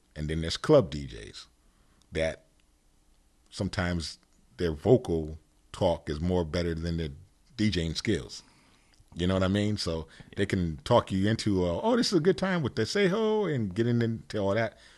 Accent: Stratford, Connecticut, United States; also born or lived in Bridgeport, Connecticut; I grew up in Connecticut. Yes, I did. Yes, I did. And, um, Bridgeport, Stratford area

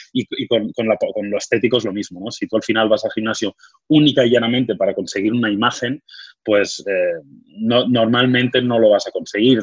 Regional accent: Badalona, Catalonia, Spain; yo nací en Badalona, soy de, Badalona

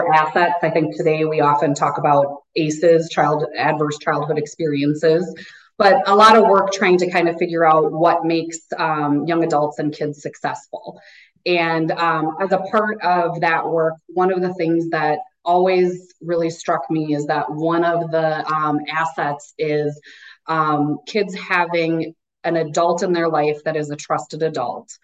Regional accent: Minnetonka, Minnesota, United States; I grew up in Minnetonka, so grew up in the western suburbs and kind of had that very typical Minnetonka life

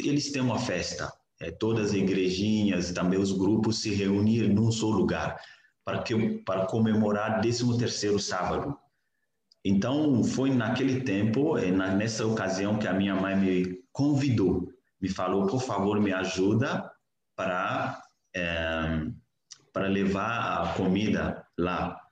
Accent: Niger; Portuguese is a second language; moved away as an adult; Eu sou do Níger, é, eu venho de uma família muçulmana e nasci, cresci dentro de um lar muçulmano

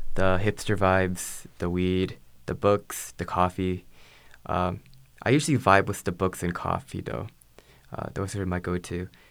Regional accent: Beaverton, Oregon, United States; also born or lived in California; home for me is um, Beaverton, Oregon. Uh, I grew up in uh, Oregon for most of my life.

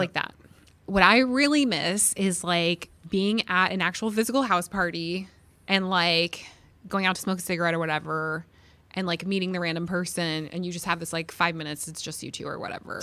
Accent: St. Louis, Missouri, United States; moved away as an adult; also born or lived in Columbia, Missouri; now in Carbondale, United States; I'm from Saint Louis. I grew up in Saint Louis

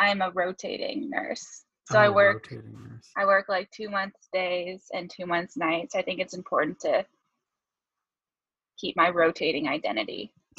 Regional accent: Fairbanks, Alaska, United States; Oh, I am from Fairbanks, Alaska.

